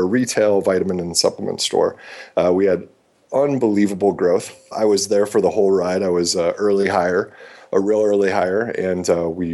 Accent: Midwest, United States; moved away as an adult; also born or lived in San Francisco; growing up in the Midwest and the environment I did

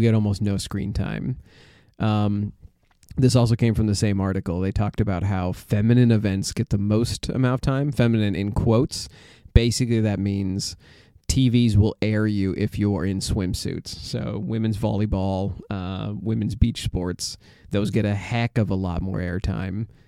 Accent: United States; as an American

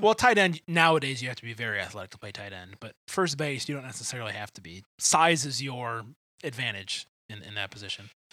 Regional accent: Detroit, Michigan, United States; moved away; neither of us are from here. I'm from Detroit

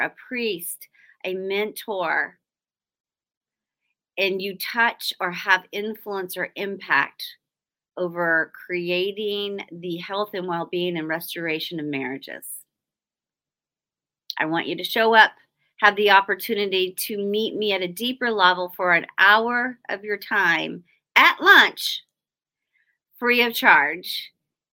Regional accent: Oklahoma, United States; I'm from Oklahoma and we don't say y'all out there. We say you guys.

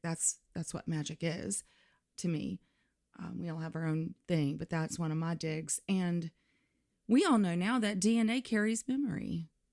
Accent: Limestone County, North Alabama, United States; moved away; I'm from North Alabama. So that would be like Limestone County, right underneath the Tennessee line

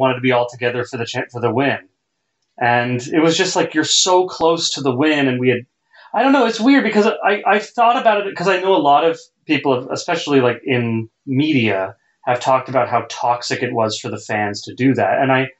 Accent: Canada; we're Canadian

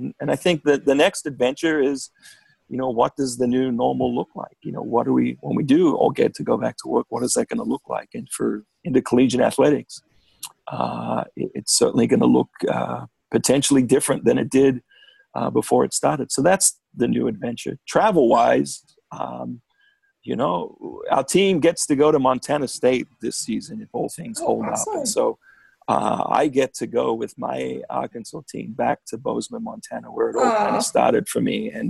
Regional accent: Australia; Yeah, I'm Australian. What can I say?

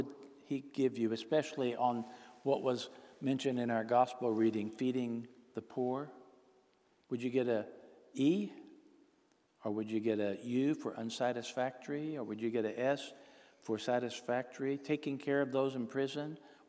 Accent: Texarkana, United States; Well, we moved around a lot, but I grew up in Texarkana, went to elementary school, Beverly Elementary School.

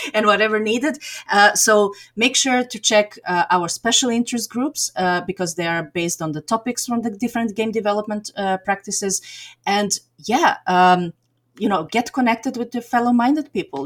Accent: Belgrade, Serbia; now in Turku, Finland; I grew up in Belgrade, Serbia, so I'm I'm originally from Serbia

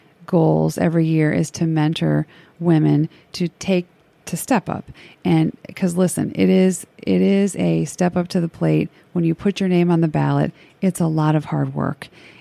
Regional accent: Crown Point, Indiana, United States; moved away as an adult; also born or lived in Cincinnati, Ohio; now in Harrison, United States; I was born and raised in Northwest Indiana, a little town called Crown Point. My dad was a proud union pipe fitter, local 597, and my mom worked up at our local public school. My dad and mom were very strict Catholics. We were raised Catholic, and I moved down here to Cincinnati

